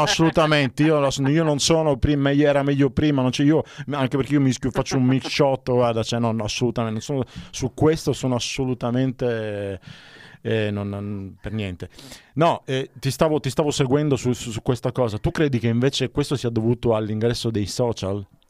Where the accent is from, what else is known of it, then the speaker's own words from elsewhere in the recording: Palermo, Sicily, Italy; moved away; io sono palermitano